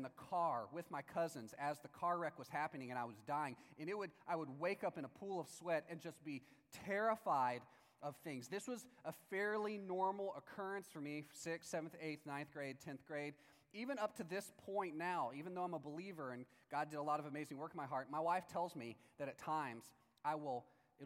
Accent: Palestine, Texas, United States; in my hometown, Palestine, Texas, in 1993

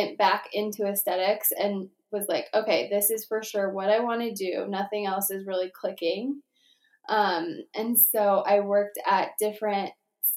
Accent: LaSalle, Colorado, United States; I grew up in LaSalle, Colorado

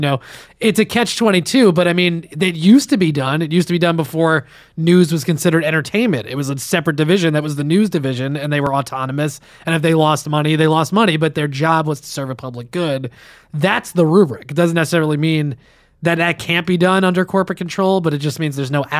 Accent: Westwood, New Jersey, United States; where I grew up in Westwood.

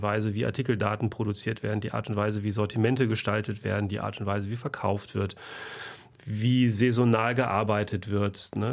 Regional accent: Germany; bei uns in Deutschland

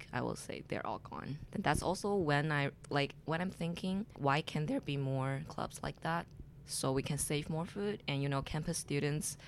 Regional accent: Beijing, China; English is a second language; moved away as an adult; also born or lived in southern China; now in Montreal, Canada; My hometown is a city in the southern China, but I grew up in Beijing, the capital city.

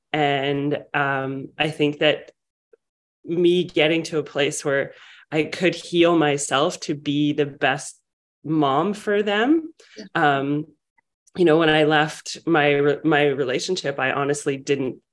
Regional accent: Vancouver, British Columbia, Canada; I'm from Vancouver, British Columbia

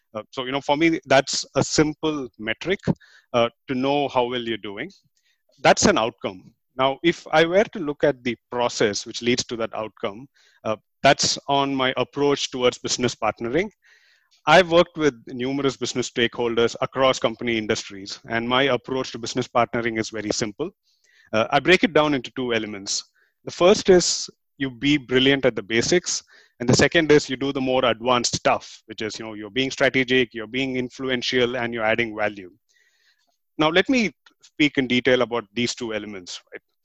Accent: India; moved away as an adult; now in Singapore; I'm from India and I've been living in Singapore for the past 10 years

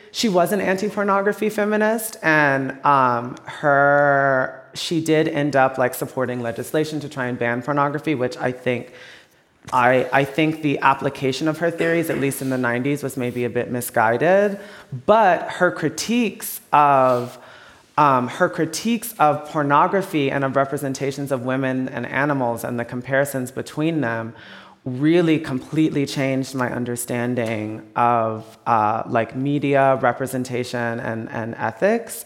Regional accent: Texas, United States; I'm from Texas, my family's in the South

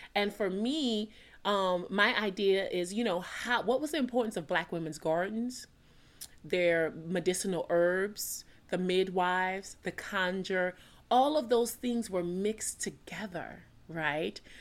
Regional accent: New Orleans, Louisiana, United States; I'm born and raised in New Orleans, Louisiana

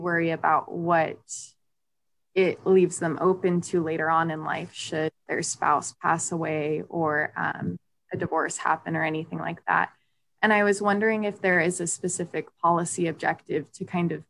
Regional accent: Idaho, United States; I'm from Idaho, a lot of people are LDS

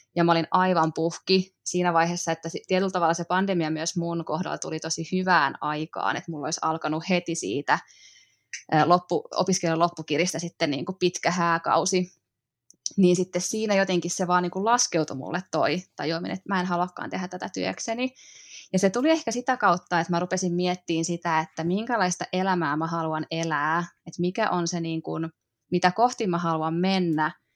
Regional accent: Mänttä, Pirkanmaa, Finland; moved away as an adult; also born or lived in Helsinki; now in Hollola, Finland; mä oon kotoisin pikkukaupungista, Mäntästä, Pirkanmaalta, ja sit lukion jälkeen mä muutin sieltä etelään.

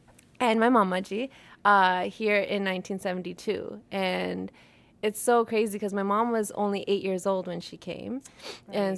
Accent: Nawanshahr, Punjab, India; Nawashad is actually the place I'm from. But back then it was Jalandhar, so it gets kind of confusing sometimes. And so my family started out there. Both sides actually did.

